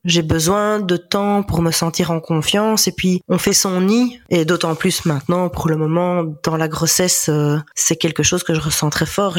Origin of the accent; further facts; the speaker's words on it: Ardennes, Wallonia, Belgium; also born or lived in Namur; now in Liège, Belgium; des connaissances qui ont qui viennent de chez nous, euh, donc d'Ardennes